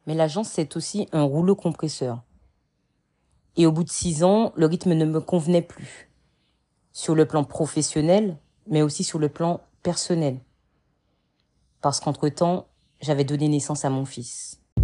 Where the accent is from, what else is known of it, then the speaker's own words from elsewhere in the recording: Martinique; moved away as an adult; also born or lived in Metropolitan France; now in France; j'ai grandi en Martinique. Je suis arrivée en métropole à 18 ans